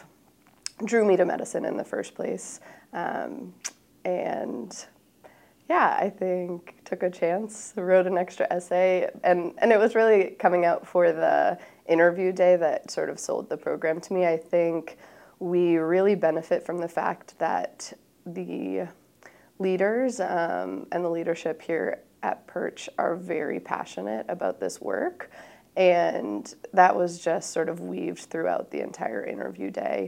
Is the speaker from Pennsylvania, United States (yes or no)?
no; Massachusetts, United States; I am from Massachusetts, and it is my state institution